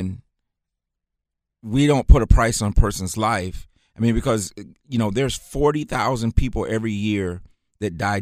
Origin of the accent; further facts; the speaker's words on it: Muskegon, Michigan, United States; moved away as an adult; also born or lived in Jackson, Michigan; now in Charlotte, United States; Grew up in Michigan, grew up in Muskegon, Michigan, lived in Jackson, Michigan for a number of years since from the time I graduated